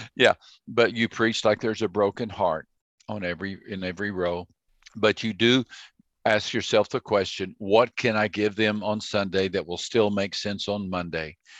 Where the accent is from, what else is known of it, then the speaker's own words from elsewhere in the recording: Texas, United States; I grew up in Texas